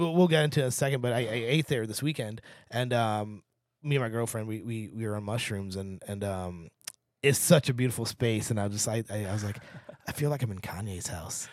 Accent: St. Louis, Missouri, United States; now in Seattle, United States; Saint Louis, Missouri.

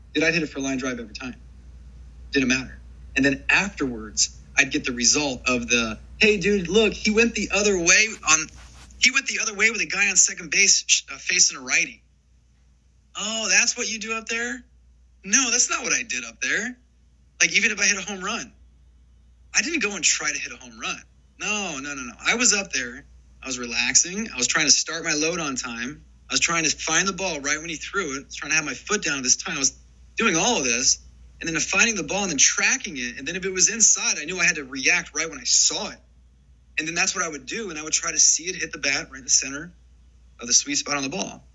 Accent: Ohio, United States; I grew up in Ohio, going to Cincinnati Reds games

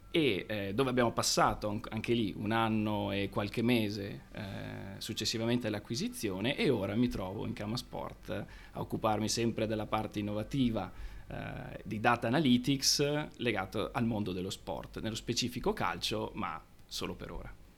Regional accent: Padua, Veneto, Italy; nato e cresciuto a Padova

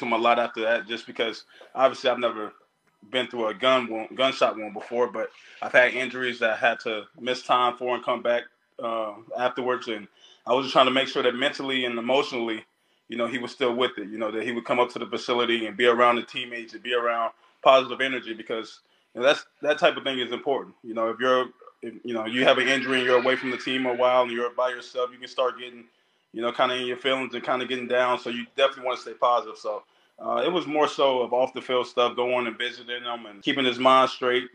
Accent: Dallas, Texas, United States; I'm from Dallas. You know, I'm currently in Dallas right now

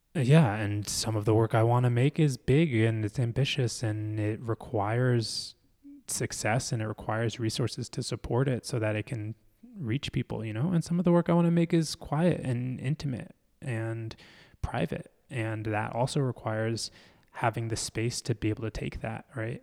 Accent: Philadelphia, Pennsylvania, United States; I grew up in Philly

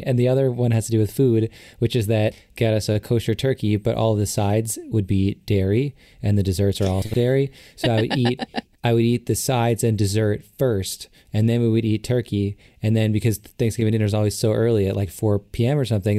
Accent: Chicago, Illinois, United States; Well, so I grew up in Chicago, and we were very far from any family on either side.

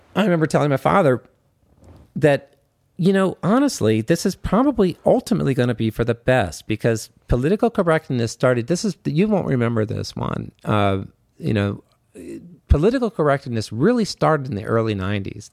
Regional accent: Washington, District of Columbia, United States; I'm from Washington, D C

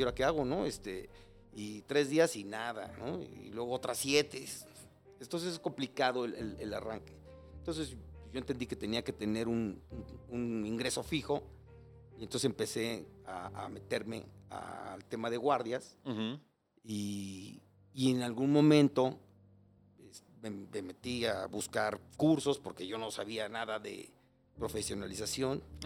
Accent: Mexico City, Mexico; moved away as an adult; now in Cuernavaca, Mexico; soy chilango. Eh, viví aquí, ahorita vivo en Cuernavaca, pero viví aquí muchos años, por toda mi vida, hasta hace 15 años. Este, crecí y nací en Iztapalapa, en frontera con Coyacán

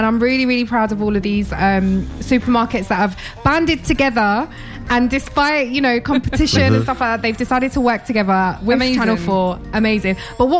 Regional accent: London, United Kingdom; Well, London. No, but where were you born? Here, fam.

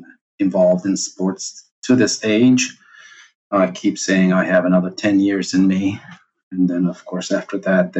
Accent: Turkey; also born or lived in Cyprus; I was born in Cyprus, raised in Turkey.

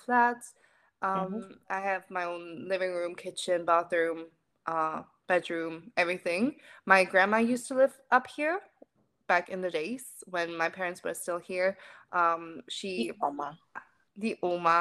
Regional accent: Germany; first language German; English is a second language; I'm 21. I grew up in Germany. I'm German

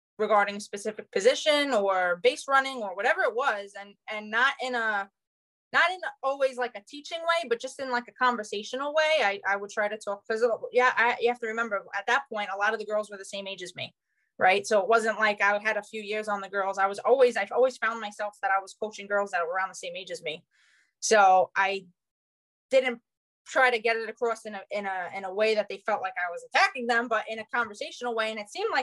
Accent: New York City, New York, United States; I technically Staten Island is one of the 5 boroughs

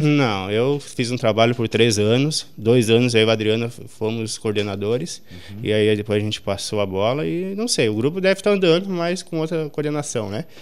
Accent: Sobradinho, Brazil; eu nasci e me criei aqui em Sobradinho

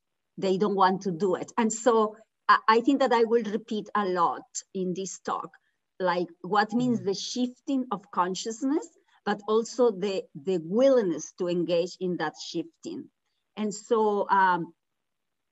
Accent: Mexico; now in United States; I was born in Mexico, living in the United States

